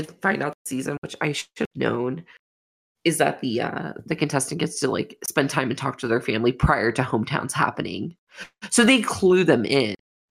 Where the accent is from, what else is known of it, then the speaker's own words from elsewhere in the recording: Florida, United States; I grew up in Florida